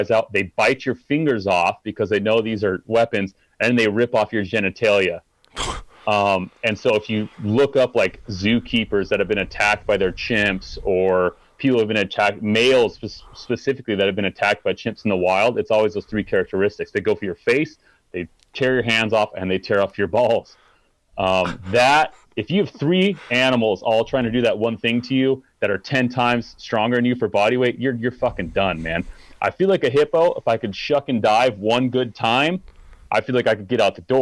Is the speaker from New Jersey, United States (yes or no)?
no; Utah, United States; I grew up in Utah